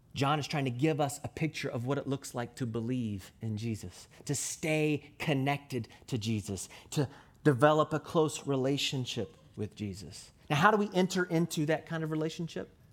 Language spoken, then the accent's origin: English; Louisville, Kentucky, United States; I was born and raised in Louisville, Kentucky